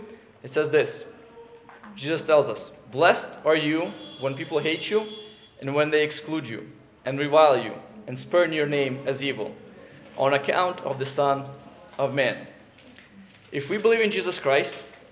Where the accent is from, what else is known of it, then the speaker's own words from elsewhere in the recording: United States; the country that we're from the United States